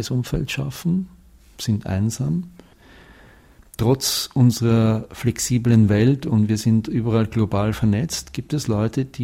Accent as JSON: {"language": "German", "country": "Austria", "moved": "yes", "lives_now": "Switzerland", "said": "ich bin Österreicher und 20 Jahre in der Schweiz."}